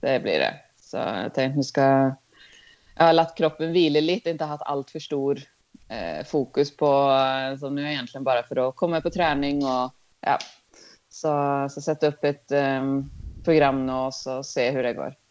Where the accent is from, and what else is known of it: Sweden; now in Norway